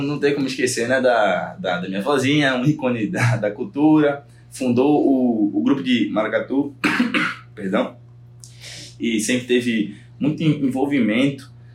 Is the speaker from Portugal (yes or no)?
no; Fernando de Noronha, Pernambuco, Brazil; also born or lived in Porto Alegre; Eu sou daqui de Noronha